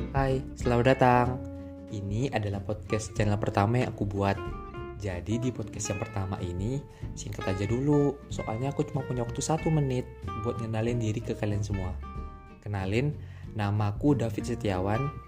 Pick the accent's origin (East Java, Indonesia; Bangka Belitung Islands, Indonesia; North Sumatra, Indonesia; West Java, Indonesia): Bangka Belitung Islands, Indonesia; Muntok; moved away; Asalku dari Mentok, Kabupaten Bangka Barat, Provinsi Kepulauan Bangka Belitung